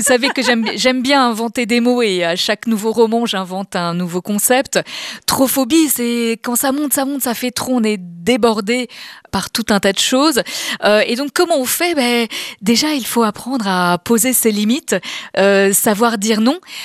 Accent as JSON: {"language": "French", "town": "Paris", "region": "Île-de-France", "country": "France", "said": "je suis une vraie Parisienne."}